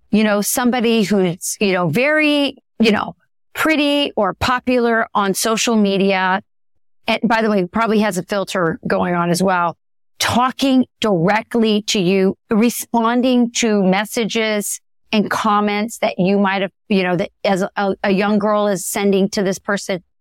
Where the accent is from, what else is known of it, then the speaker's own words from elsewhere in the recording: Southwest, United States; Yeah, because I am from the Southwest.